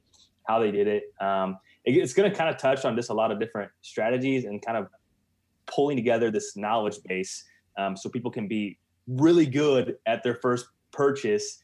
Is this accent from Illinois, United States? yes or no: yes; Central Illinois, United States; I'm from Central Illinois, not too far from you guys, really, as the crow flies